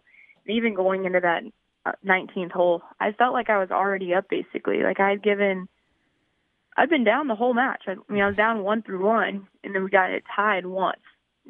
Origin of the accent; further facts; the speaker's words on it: Columbia, South Carolina, United States; So I'm from Columbia.